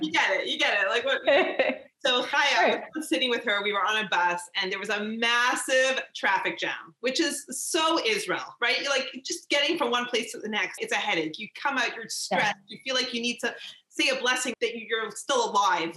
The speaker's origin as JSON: {"language": "English", "country": "Canada", "said": "I'm from Canada"}